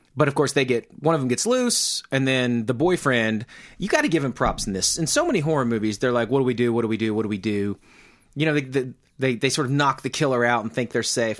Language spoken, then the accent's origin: English; Mena, Arkansas, United States; I come from Mena